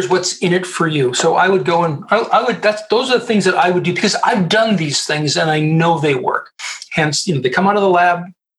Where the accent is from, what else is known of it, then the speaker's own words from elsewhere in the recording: Colorado, United States; And I'm a Canadian, by the way. I'm a Canadian. But I grew up at the United States Air Force Academy.